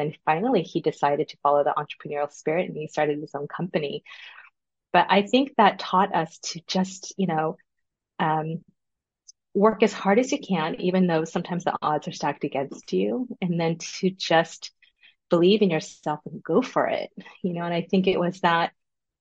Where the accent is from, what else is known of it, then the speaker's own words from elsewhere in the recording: Los Angeles, California, United States; I was the very first daughter born in the U.S. in Los Angeles